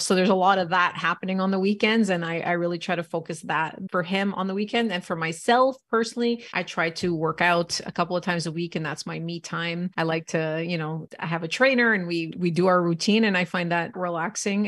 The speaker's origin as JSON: {"language": "English", "country": "Canada", "tie": "born or raised there", "said": "born and raised in Canada"}